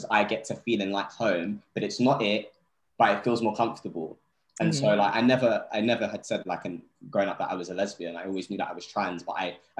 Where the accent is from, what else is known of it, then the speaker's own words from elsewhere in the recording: Vauxhall, London, United Kingdom; Listen, I was raised in Vauxhall, you know.